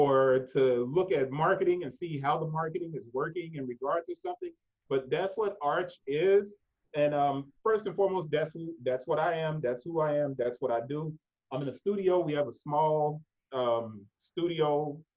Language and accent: English; Memphis, Tennessee, United States; I was born in Memphis, it's the South